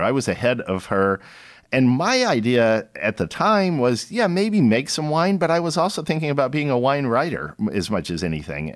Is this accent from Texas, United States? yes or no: yes; Austin, Texas, United States; also born or lived in San Antonio, Texas; I grew up in Austin, Texas